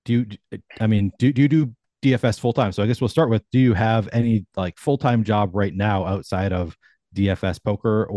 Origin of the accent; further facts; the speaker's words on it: Burnsville, Minnesota, United States; also born or lived in St. Paul; I'm from the Twin Cities, and I live in St. Paul now. I lived in Minneapolis prior to this, but I grew up in the suburbs